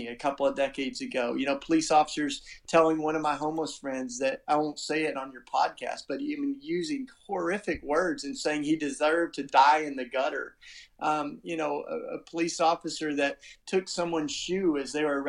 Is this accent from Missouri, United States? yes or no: no; Tennessee, United States; accent: charming accent; moved away as an adult; now in Philadelphia, United States; I grew up in the South in Tennessee. That's why I got, you know, the charming accent